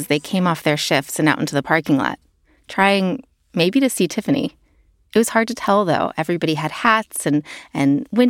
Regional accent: the South, United States; accent: Southern; moved away; Also, you may notice a change in my accent. I was born and raised in the South, and the more time I spend there, the more I slip back into that way of talking. The y'alls are real, y'all.

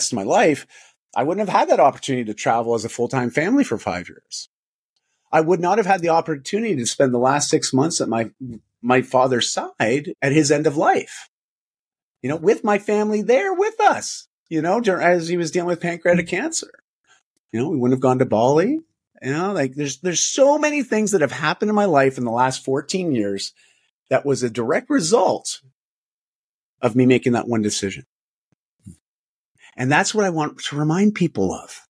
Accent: Canada; I'm Canadian

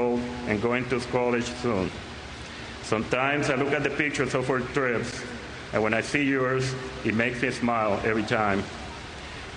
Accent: Puerto Rico; moved away; also born or lived in Seattle; when I was growing up in Puerto Rico

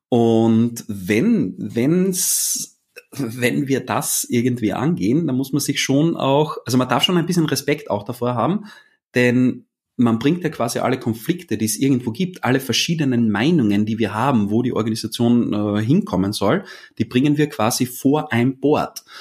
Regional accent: Vienna, Austria; ich bin aus Österreich, das ist eine Entschuldigung.

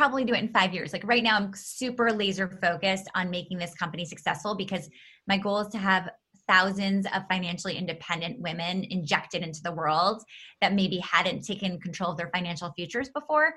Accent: New York City, New York, United States; I grew up in New York City in an apartment building.

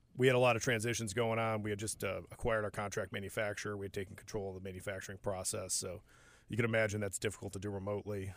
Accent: Upper Peninsula of Michigan, United States; moved away as an adult; also born or lived in Seattle / Ohio; now in Charlotte, United States; Upper Peninsula, both the wife and I f, from elementary school on through high school.

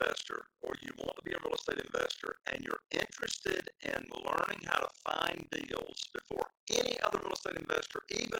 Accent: Morehead City, North Carolina, United States; broadcasting to you on this show from Morehead City, North Carolina, my hometown.

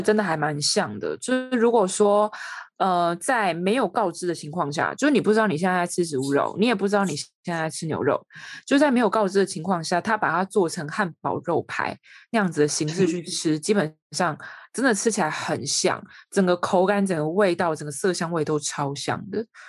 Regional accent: Taiwan; 身为台湾人

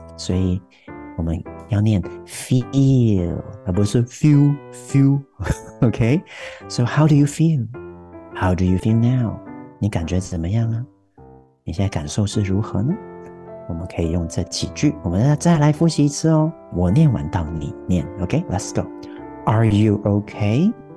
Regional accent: Taiwan; 我们台湾人说的那个 feel

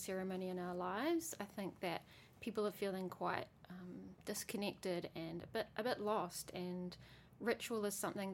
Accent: New Zealand; I grew up in New Zealand

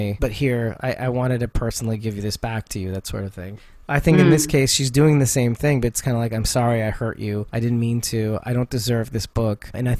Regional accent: New York, United States; as a New Yorker, I'm offended by this.

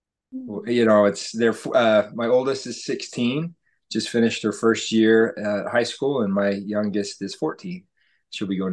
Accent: West Jordan, Utah, United States; So born and raised in West Jordan, Utah, and I just haven't really moved too far from that place.

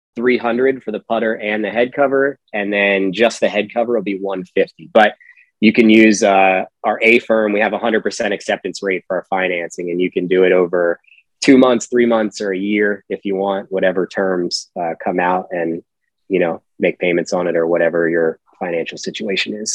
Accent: Pennsylvania, United States; originally, I'm from Pennsylvania

